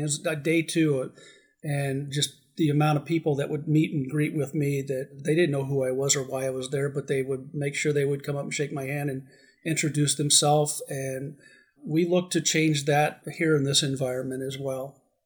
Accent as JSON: {"language": "English", "region": "Arizona", "country": "United States", "also_born_or_lived": "Southern California", "said": "I am glad to be grounded back in my home state"}